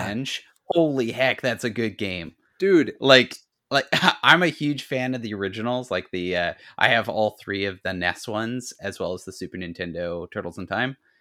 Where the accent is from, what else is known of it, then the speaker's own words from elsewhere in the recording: Ladysmith, British Columbia, Canada; in my hometown